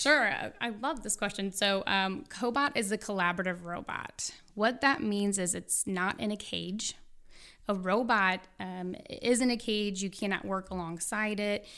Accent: St. Louis, Missouri, United States; I'm from Saint Louis, so your next question would be, which high school did you go

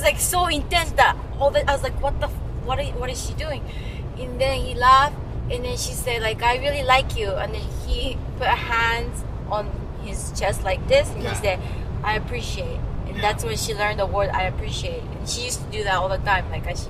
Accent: Japan; moved away; I said, I'm from Japan.

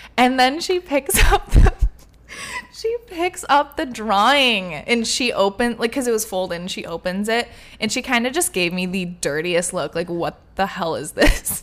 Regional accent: Michigan, United States; moved away; we're both from Michigan, so we were going home for like a month

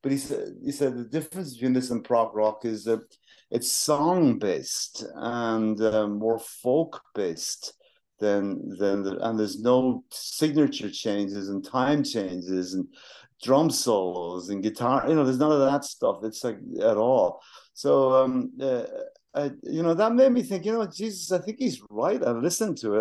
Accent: Wexford, Leinster, Ireland; moved away as an adult; We're from Wexford.

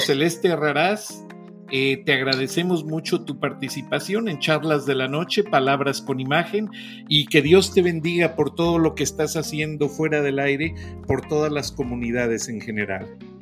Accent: Mexico; yo soy mexicano

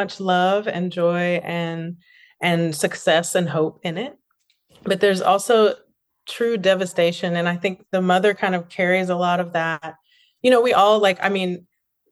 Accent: Fayetteville, North Carolina, United States; I'm actually from Fayetteville, you know, grew up there, was born there

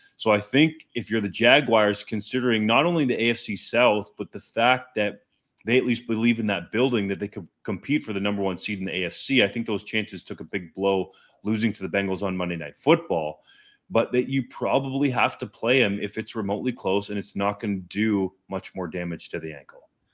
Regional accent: Canada; I'm a Canadian.

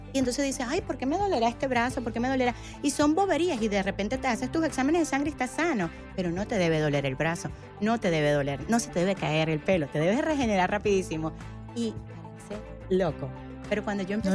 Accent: Venezuela; yo soy venezolana

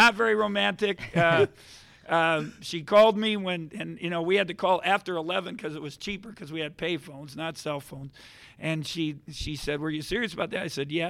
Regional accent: Milwaukee, Wisconsin, United States; moved away as an adult; now in Kansas, United States; I'm from Milwaukee.

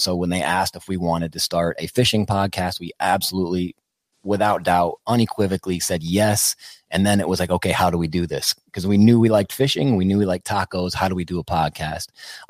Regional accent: Wisconsin, United States; moved away; also born or lived in Austin, Texas; I'm from Wisconsin.

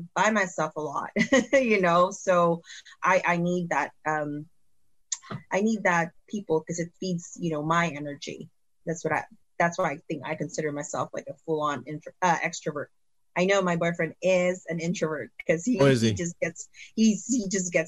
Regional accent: Philippines; moved away; when I was growing up in the Philippines

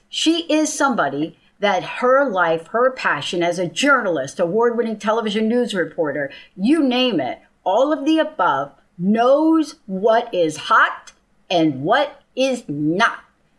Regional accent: New Jersey, United States; moved away; I grew up in Jersey in the East Coast

